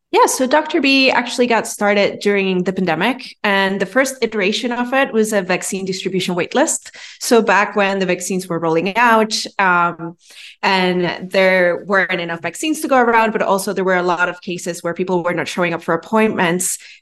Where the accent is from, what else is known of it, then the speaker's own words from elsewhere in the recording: Venezuela; moved away as an adult; also born or lived in New York City; now in Miami, United States; I'm originally from Venezuela. I was born and raised there, and then I went to college in New York City.